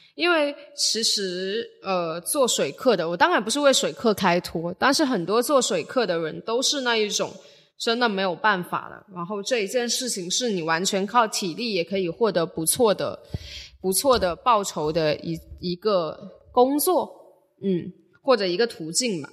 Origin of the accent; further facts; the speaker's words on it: Shenzhen, Guangdong, China; 包括我家，因为离罗湖关和文景路都不太远